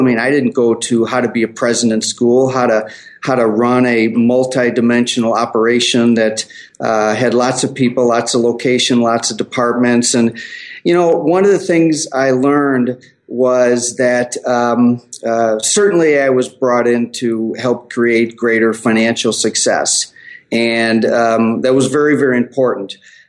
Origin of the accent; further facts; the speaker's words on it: Chicago, Illinois, United States; also born or lived in Denver; now in Minneapolis, United States; Actually, Chicago is my home of origin, but I live in Minneapolis.